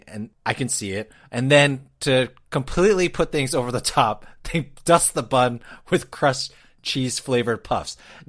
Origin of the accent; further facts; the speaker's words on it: United States; And I know as an American who is not lactose intolerant